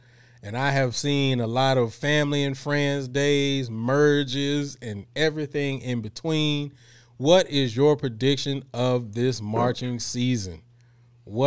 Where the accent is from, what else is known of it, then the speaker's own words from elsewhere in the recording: Houston, Texas, United States; I'm from Houston, and I don't say bike.